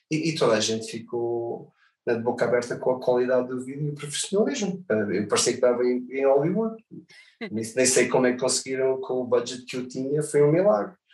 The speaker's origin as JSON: {"language": "Portuguese", "country": "Portugal", "said": "toda a experiência que eu tive não, não é normal para ninguém, quanto mais vim de Portugal."}